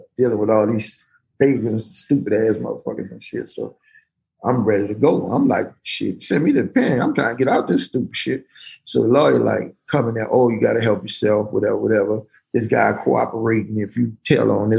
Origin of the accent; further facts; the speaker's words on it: New Orleans, Louisiana, United States; they knew I was from New Orleans